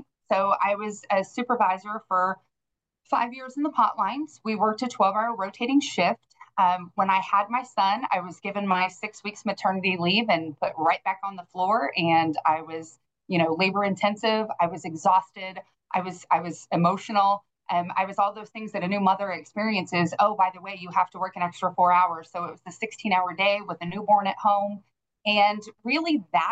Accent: Evansville, Indiana, United States; I grew up in Evansville

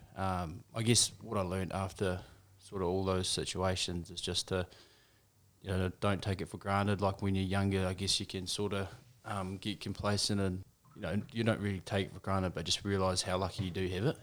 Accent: Motueka, Tasman, New Zealand; also born or lived in Nelson, New Zealand; I grew up over in Motchawaka

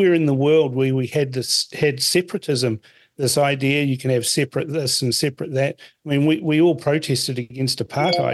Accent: Fiji; now in New Zealand; I was born in Fiji. I'm a Kaiwiti

